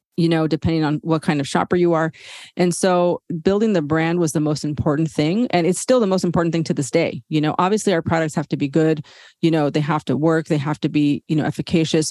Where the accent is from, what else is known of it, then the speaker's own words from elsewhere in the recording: San Diego, California, United States; I was born and raised in San Diego, California, which is about 10 minutes from the US Mexico border